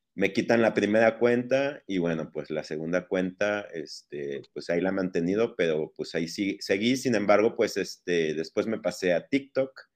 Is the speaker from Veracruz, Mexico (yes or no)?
yes; Veracruz, Mexico; moved away as an adult; also born or lived in Puebla / Barcelona / León; now in Guadalajara, Mexico; Yo soy nacido en Veracruz, ahí viví mis primeros 18 años.